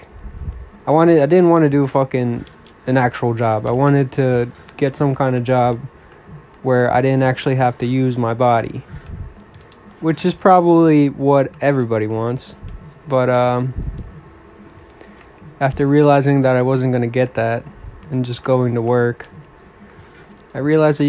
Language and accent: English; East Coast of the United States, United States; I'm from the East Coast of United States.